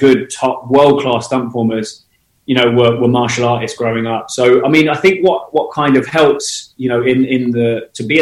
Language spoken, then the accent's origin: English; Portsmouth, South East England, United Kingdom; moved away as an adult; now in London, United Kingdom; I grew up in the UK. I was born in Portsmouth on the south coast, and I've been living in London now since I was 19